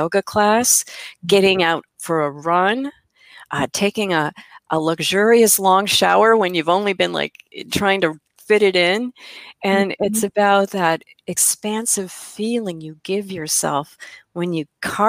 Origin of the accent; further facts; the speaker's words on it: Midwest, United States; I'm from the Midwest. We still say girls.